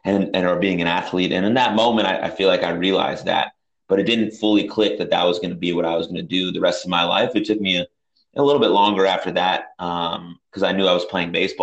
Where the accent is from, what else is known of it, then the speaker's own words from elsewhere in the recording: San Francisco, California, United States; when I was growing up in San Francisco